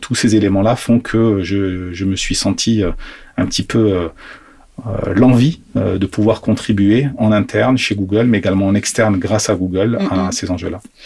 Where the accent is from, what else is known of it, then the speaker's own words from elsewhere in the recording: Algeria; moved away; je suis né en Algérie, mm-hmm. euh, donc j'ai toujours eu un pied africain, entre guillemets.